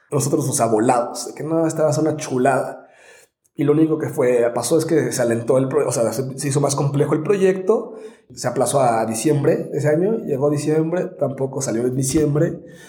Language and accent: Spanish; Morelia, Michoacán, Mexico; also born or lived in San Diego; now in Mexico City, Mexico; yo soy de Morelia, Michoacán